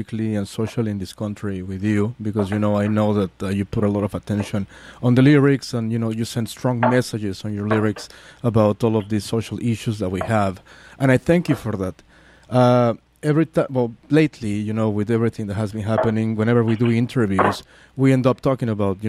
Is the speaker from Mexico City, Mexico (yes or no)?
yes; Mexico City, Mexico; moved away; I'm from Mexico City